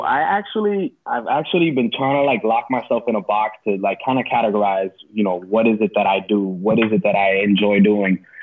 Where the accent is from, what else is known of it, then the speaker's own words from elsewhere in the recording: West New York, New Jersey, United States; also born or lived in Palisades Park, New Jersey; I grew up in West New York, New Jersey